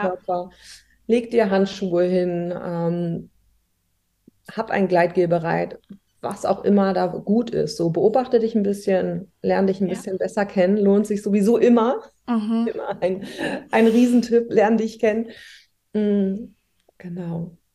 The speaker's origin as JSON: {"language": "German", "region": "Hamburg", "country": "Germany", "said": "ich komme aus Hamburg und arbeite auch hier"}